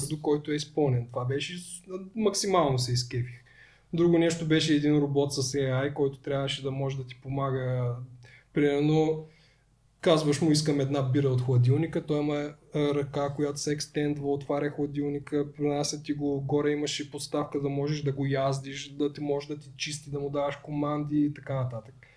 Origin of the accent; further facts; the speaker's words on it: Tryavna, Gabrovo Province, Bulgaria; да идвам а, от Трявна до София